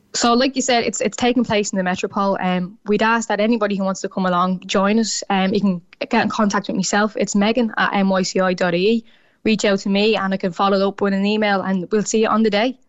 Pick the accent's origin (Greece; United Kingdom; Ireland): Ireland; Dublin, Leinster; accent: Dublin; my Dublin accent